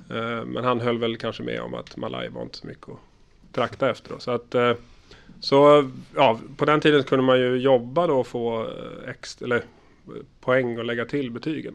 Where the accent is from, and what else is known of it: Stockholm, Stockholm County, Sweden; born or raised there; moved away as an adult; also born or lived in Karlstad, Sweden; now in Linköping, Sweden